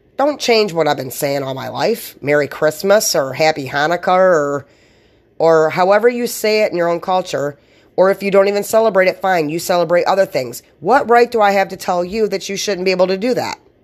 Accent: United States; I'm American

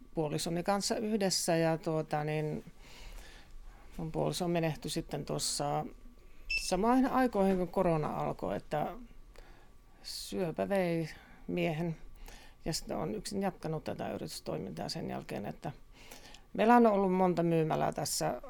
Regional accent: Joensuu, North Karelia, Finland; also born or lived in Kontiolahti; now in Tohmajärvi, Finland; olen Joensuusta. Tai syntynyt Kontiolahdessa ja Joensuusta sitten tänne, tänne muutettiin perheen kanssa

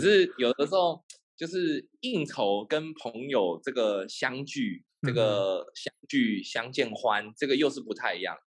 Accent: Taiwan; moved away as an adult; now in Ho Chi Minh City, Vietnam; 就会感觉好像把小时候在台湾的生活

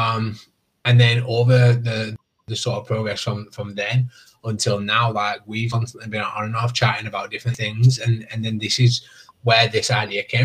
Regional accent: North West England, United Kingdom; I'm from the United Kingdom. I'm in England. I'm in the northwest.

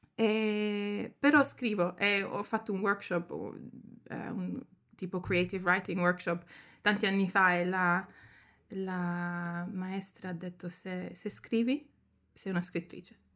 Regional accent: Germany; moved away as an adult; also born or lived in Sicily, Italy; now in London, United Kingdom; nata in Italia, però cresciuta in Germania e sono scappata da lì

